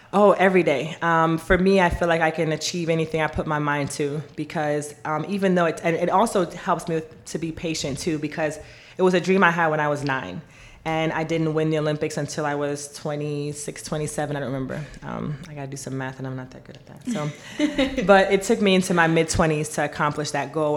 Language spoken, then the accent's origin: English; Jamaica; moved away; I was born in Jamaica.